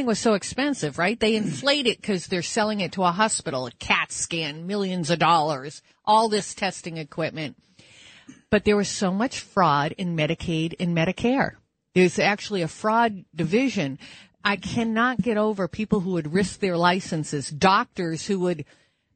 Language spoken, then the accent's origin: English; Manchester, New Hampshire, United States; now in New York City, United States; Adam Sandler's from my hometown, Manchester, New Hampshire